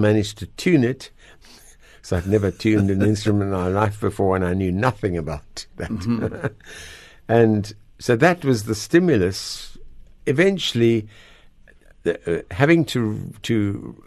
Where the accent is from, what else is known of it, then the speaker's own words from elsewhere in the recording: Natal South Coast, KwaZulu-Natal, South Africa; moved away as an adult; also born or lived in Pretoria / England / Cape Town; now in Noordhoek, South Africa; We lived in Natal, South Coast, Yvongo Beach